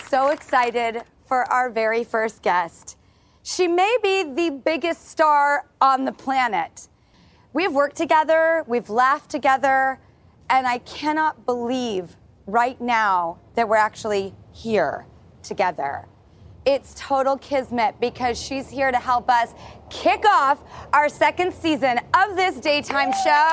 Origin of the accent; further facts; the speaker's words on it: Los Angeles, California, United States; We are here in my hometown of Hollywood